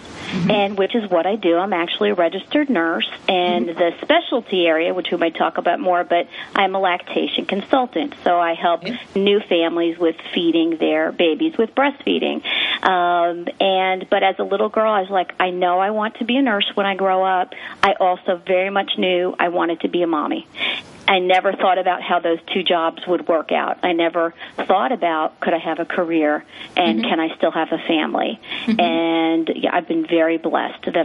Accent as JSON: {"language": "English", "area": "Long Island", "region": "New York", "country": "United States", "tie": "born or raised there", "moved": "as an adult", "lives_now": "Dallas, United States", "said": "I actually grew up on the East Coast, so I grew up on Long Island"}